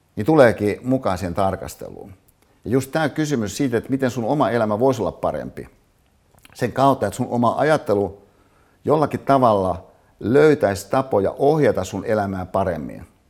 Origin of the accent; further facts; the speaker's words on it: Hyvinkää, Uusimaa, Finland; moved away; Hyvinkäälle, mistä mä siis kotoisin, äiteni katsomaan